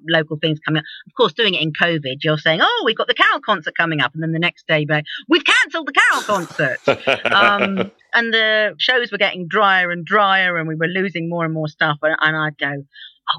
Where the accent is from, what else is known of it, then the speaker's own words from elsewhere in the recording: London, United Kingdom; now in Guernsey; I was being a Londoner, living on an island